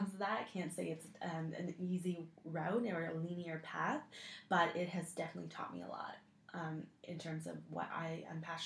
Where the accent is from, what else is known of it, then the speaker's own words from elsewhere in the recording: Waterloo, Ontario, Canada; I grew up in Waterloo, which is basically the Silicon Valley of Canada